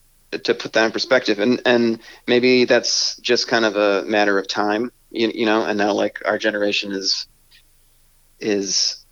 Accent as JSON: {"language": "English", "region": "Connecticut", "country": "United States", "said": "I'm from Connecticut"}